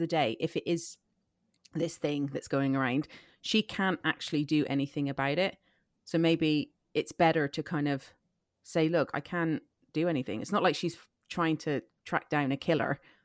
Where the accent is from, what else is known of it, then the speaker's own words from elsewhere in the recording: Ireland; I grew up in Ireland, which is very Catholic, heavy.